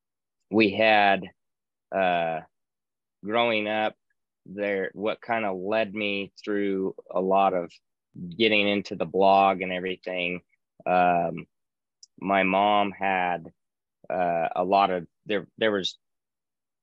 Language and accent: English; Reno, Nevada, United States; born and raised in Reno, Nevada.